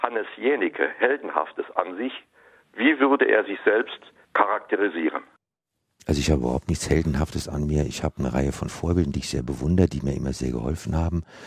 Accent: Germany; wir als Deutsche

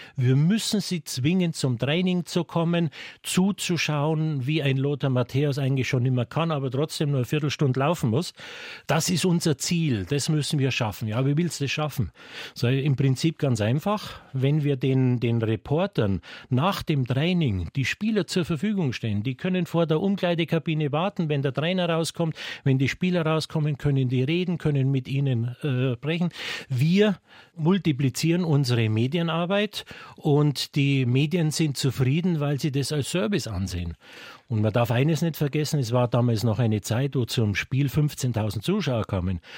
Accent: Munich, Bavaria, Germany; Ich bin gebürtiger Münchner, ich kenne diese Stadt.

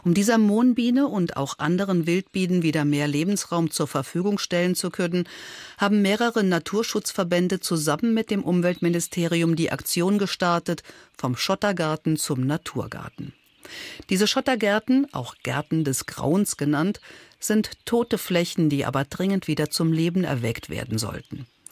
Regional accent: Saarland, Germany; bei uns im Saarland

